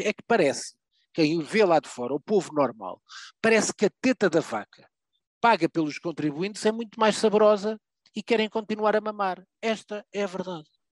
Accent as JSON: {"language": "Portuguese", "country": "Portugal", "said": "Eu, enquanto português"}